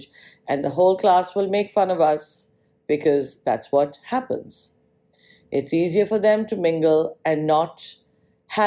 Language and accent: English; Punjab, India; also born or lived in Mumbai, Maharashtra; now in New York, United States; I was born in Mumbai, Maharashtra, and moved at a very young age to the northern part of India